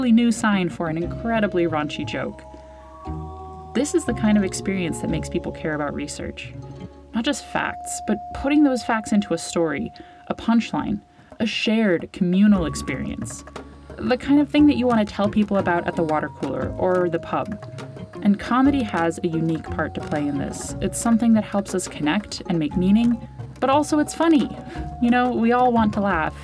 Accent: United States; now in Ireland; as an American doing comedy and science communication in Ireland.

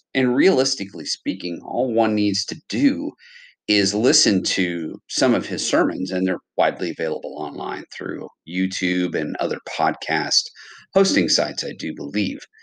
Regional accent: United States; I am from America

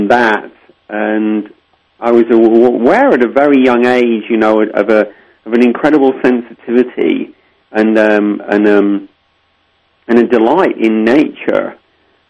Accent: Lincolnshire, East Midlands, United Kingdom; I was born and raised in Lincolnshire, England, the Shire of Lincoln

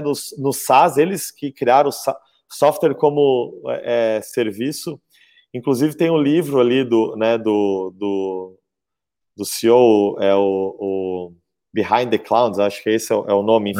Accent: Florianópolis, Santa Catarina, Brazil; Eu, eu nasci e moro aqui em, em Florianópolis

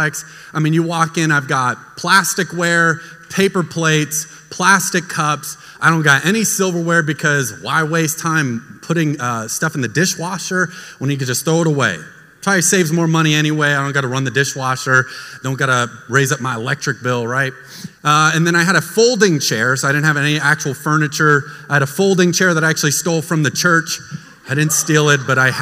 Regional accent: United States; moved away; also born or lived in Florida; I grew up in Texas and Florida

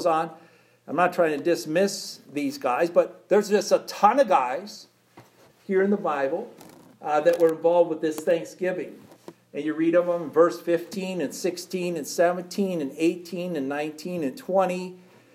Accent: United States; And we're American people.

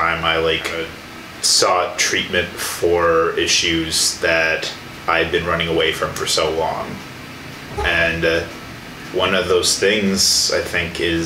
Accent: Illinois, United States; moved away as an adult; now in Milwaukee, United States; being away from the environment I was raised in and being somewhere completely new, being Milwaukee, because I'm originally from Illinois

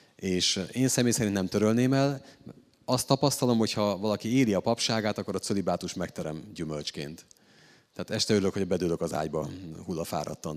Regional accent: Hungary; én egy római katolikus magyar férfi vagyok

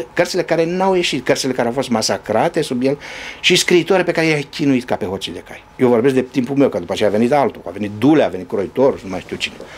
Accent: Romania; moved away; Ca român

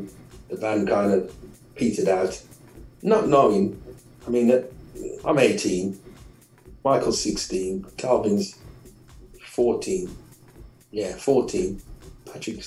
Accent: Birmingham, West Midlands, United Kingdom; I'm just from Birmingham

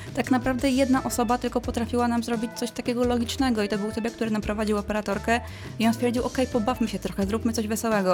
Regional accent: village near Września, Greater Poland, Poland; moved away as an adult; also born or lived in Słupca / Pyzdry; now in Poznań, Poland; wróciłam e, do domu na moją wieś pod Wrześnią

